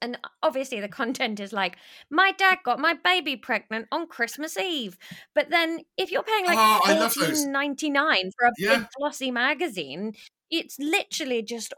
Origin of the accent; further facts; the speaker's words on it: West Country, South West England, United Kingdom; growing up in the West Country in the 90s